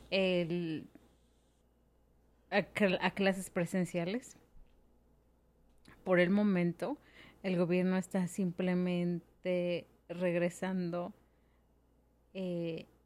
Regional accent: Mexico; moved away; yo soy de México

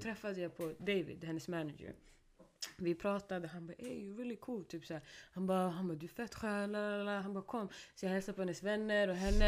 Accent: Stockholm, Stockholm County, Sweden; first language Swedish; jag är från Rinkeby

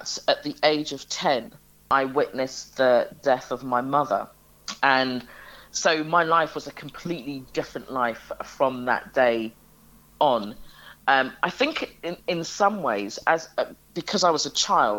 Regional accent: London, United Kingdom; I spent most of my childhood in an area in London, Wembley, more specifically at Chalk Hill

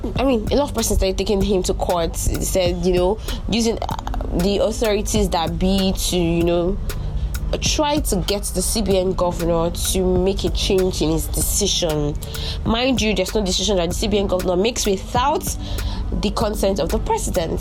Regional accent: Nigeria; as a Nigerian

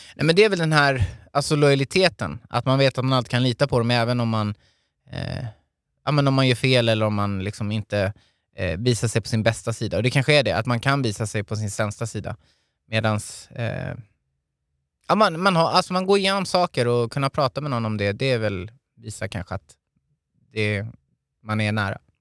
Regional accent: Hultsfred, Kalmar County, Sweden; now in Stockholm, Sweden; uppvuxen i Hultsfred, en liten ort i Småland

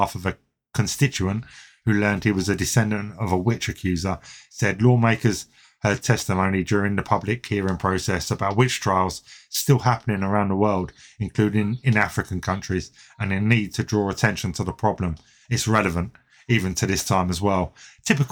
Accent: United Kingdom; as a British person

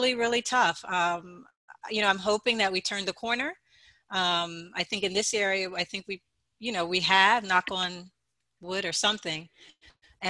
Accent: Philadelphia, Pennsylvania, United States; now in Jersey City, United States; I grew up in Philadelphia, the city

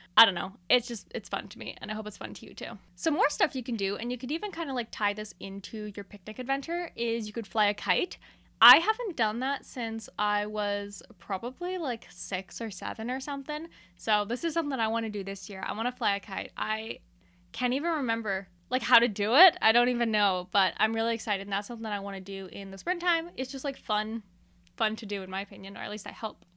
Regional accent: Canada; I'm a Canadian

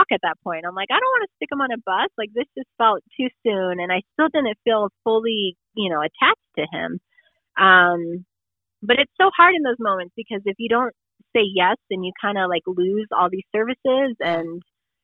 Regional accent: Colorado, United States; moved away as an adult; also born or lived in South Dakota; We're originally from Colorado, all of our family's here

